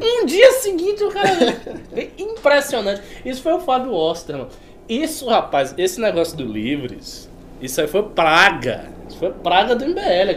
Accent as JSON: {"language": "Portuguese", "region": "Bahia", "country": "Brazil", "said": "eu sou baiano"}